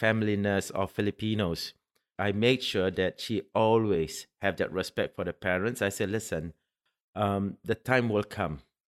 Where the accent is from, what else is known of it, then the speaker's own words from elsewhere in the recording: Singapore; now in United Arab Emirates; I'm Singaporean